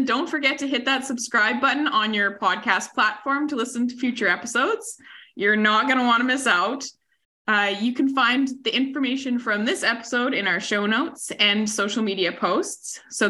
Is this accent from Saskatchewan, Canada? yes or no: yes; Saskatchewan, Canada; I'm from Saskatchewan.